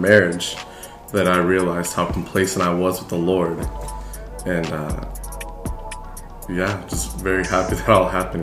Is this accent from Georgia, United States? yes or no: no; Champaign, Illinois, United States; I grew up in Champaign, Illinois for my whole life.